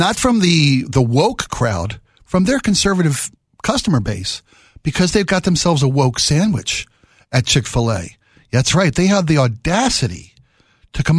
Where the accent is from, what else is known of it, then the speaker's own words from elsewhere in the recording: Baltimore, Maryland, United States; I was raised in Baltimore.